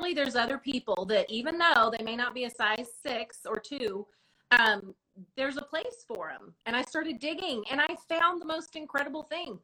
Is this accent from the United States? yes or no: yes; Modesto, California, United States; moved away; I was raised in the North Central Valley up by Modesto area